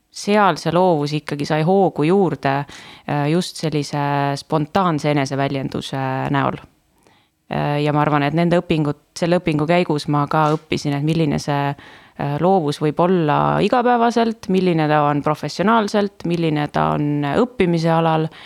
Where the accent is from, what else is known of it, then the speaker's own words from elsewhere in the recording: Estonia; Äh, ma olen väiksest linnast pärit, et äh, seal ei olnud liiga palju valida, nagu võib-olla praegu Tallinnas on ju